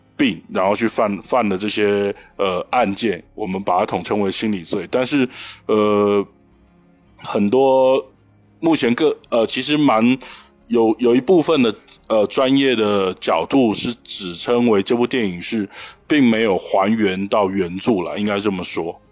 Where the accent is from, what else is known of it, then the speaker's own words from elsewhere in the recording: Taiwan; 我是来自台湾宝岛的